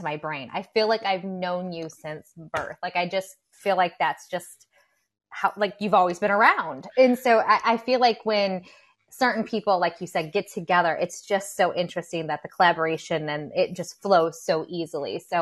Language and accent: English; Michigan, United States; I'm from Michigan.